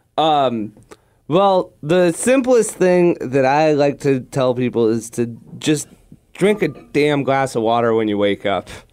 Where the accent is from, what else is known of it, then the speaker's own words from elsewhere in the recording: Manhattan Beach, California, United States; growing up in Manhattan Beach